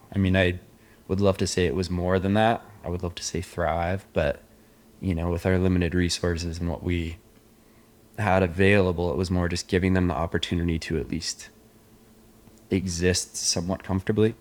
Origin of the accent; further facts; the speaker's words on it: Indian Hills, Colorado, United States; moved away as an adult; now in Laos; I grew up in Indian Hills, Colorado